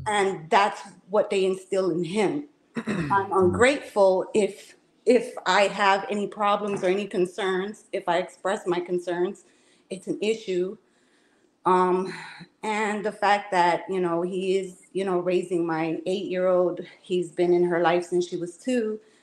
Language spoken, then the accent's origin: English; Chicago, Illinois, United States; now in Florida, United States; I'm from Chicago